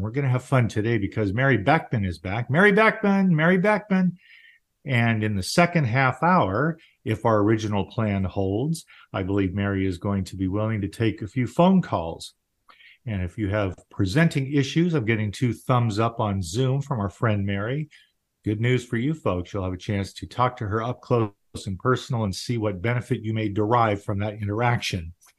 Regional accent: Baltimore, Maryland, United States; I was born in Baltimore.

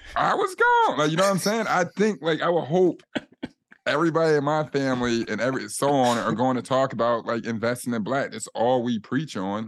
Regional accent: Chicago, Illinois, United States; moved away; I came from Chicago

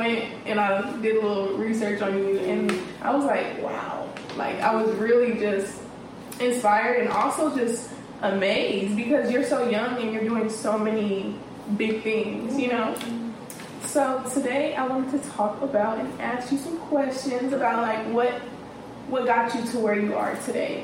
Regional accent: San Diego, California, United States; moved away; I'm from San Diego

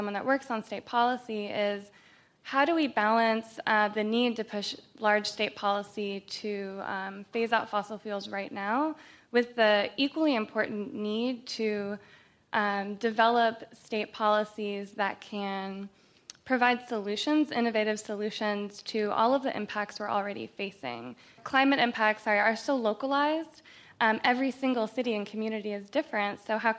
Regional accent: South Florida, United States; I grew up in South Florida

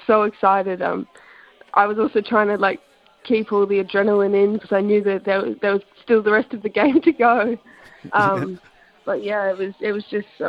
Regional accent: Sydney, New South Wales, Australia; moved away; I was born in Sydney, so I started playing over there when I was about 8

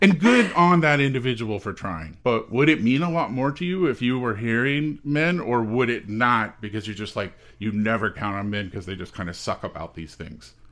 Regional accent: the South, United States; I'm from the South

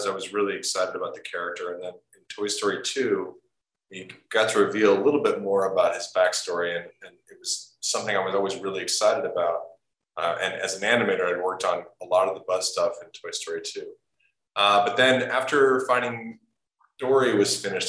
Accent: Portland, Oregon, United States; moved away as an adult; I grew up in Portland, Oregon

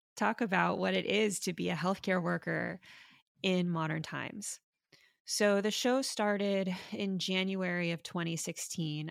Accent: Miami, Florida, United States; now in San Francisco, United States; I'm a doctor in San Francisco, but I grew up in Miami, Florida

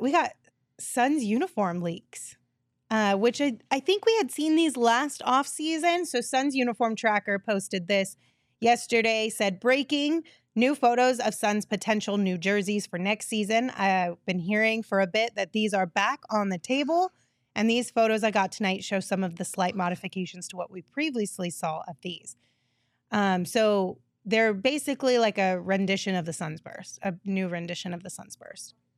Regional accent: Sierra Vista, Arizona, United States; now in Phoenix, United States; I grew up in Sierra Vista

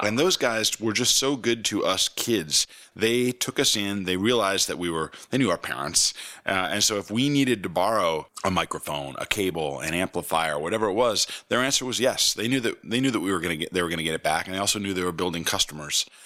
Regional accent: Potsdam, New York, United States; growing up in Potsdam, When I was little

